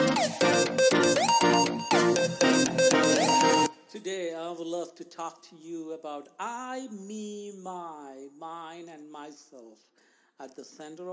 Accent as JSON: {"language": "English", "country": "India", "tie": "born or raised there", "moved": "yes", "said": "Growing up in India, I lived and shared the only room that I had for many years with two of my siblings and my parents"}